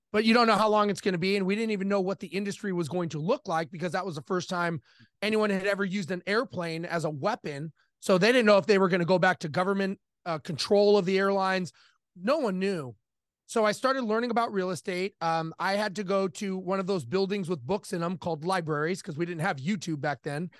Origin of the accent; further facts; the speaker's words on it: Los Angeles, California, United States; I grew up in Los Angeles, born and raised